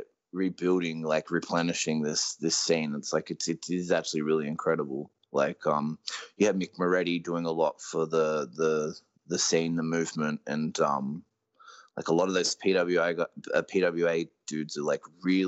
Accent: Australia

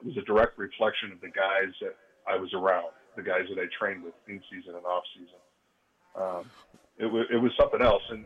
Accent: Phoenix, Arizona, United States; I was born in Phoenix. My mom's family was from Phoenix

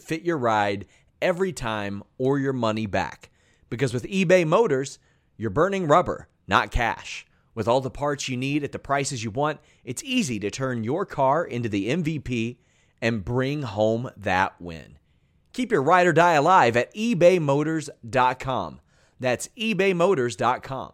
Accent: Kentucky, United States; I'm from Kentucky

